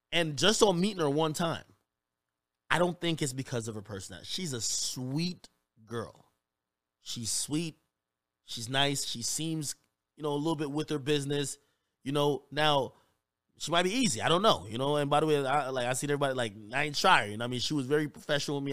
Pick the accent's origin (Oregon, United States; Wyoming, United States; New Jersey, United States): New Jersey, United States; I grew up in Jersey